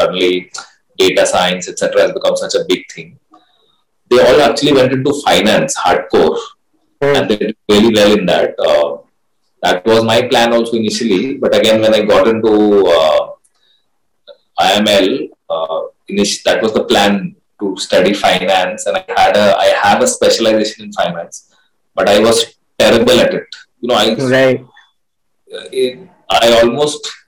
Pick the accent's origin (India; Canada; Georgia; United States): India; Ranchi, Jharkhand; the place that I grew up and I come from, right? I come from Ranchi, which is now Jharkhand, earlier Bihar